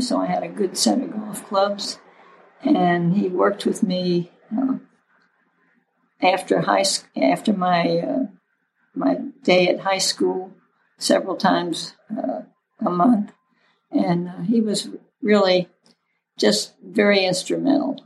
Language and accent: English; St. Petersburg, Florida, United States; I grew up in St. Petersburg, Florida